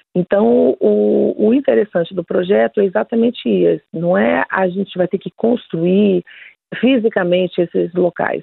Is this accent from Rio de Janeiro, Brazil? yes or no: no; Federal District, Brazil; nós somos aqui do Distrito Federal